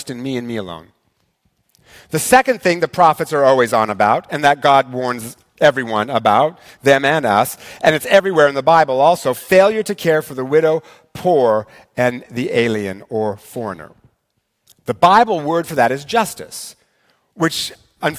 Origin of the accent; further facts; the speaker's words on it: Eastern Washington, United States; Growing up in Eastern Washington